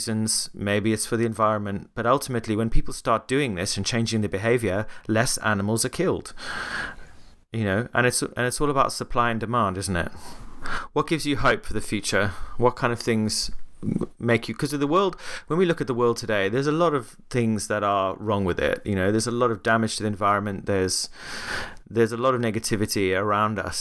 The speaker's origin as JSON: {"language": "English", "town": "Cape Town", "region": "Western Cape", "country": "South Africa", "tie": "born or raised there", "moved": "yes", "said": "I was recently back in my hometown in Cape Town."}